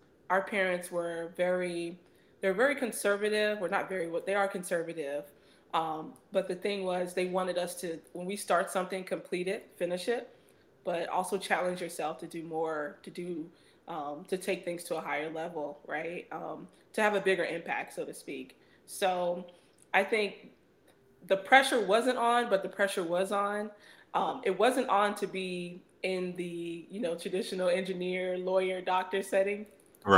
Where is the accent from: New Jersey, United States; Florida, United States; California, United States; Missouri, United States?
New Jersey, United States; I'm the only first gen Ghanaian American child. And I wanted to basically tie in my culture, being Ghanaian, my heritage, being from the Adangbe tribe, being able to tie all that into the fact that I was born in New Jersey